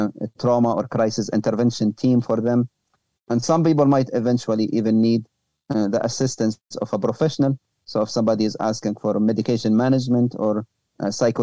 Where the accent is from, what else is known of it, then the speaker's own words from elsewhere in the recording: Libya; moved away; also born or lived in Europe; my home country, Libya